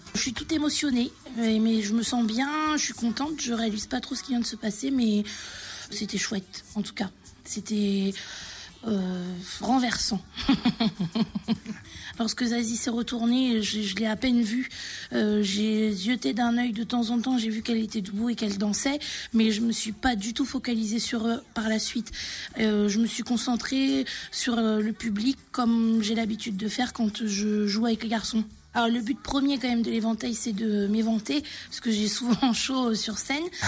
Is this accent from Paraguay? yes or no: no; Poitiers, Nouvelle-Aquitaine, France; je viens de Poitiers